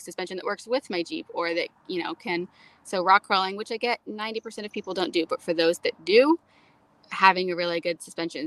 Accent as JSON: {"language": "English", "region": "Florida", "country": "United States", "tie": "born or raised there", "said": "I was raised in Florida. I think that conditions you to any level"}